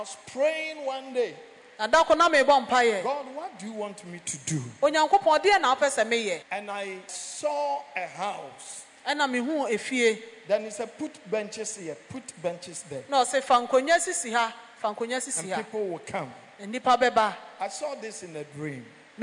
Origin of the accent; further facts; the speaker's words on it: Nigeria; now in Ghana; When I came from Nigeria